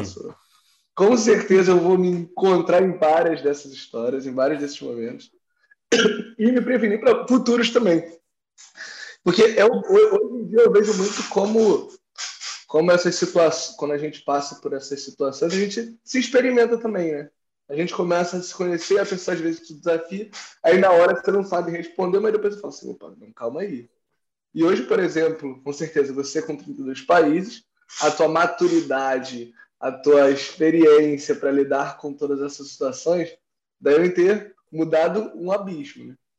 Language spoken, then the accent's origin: Portuguese; Rio de Janeiro, Brazil; moved away as an adult; also born or lived in Barcelona; now in Lisbon, Portugal; eu sou carioca também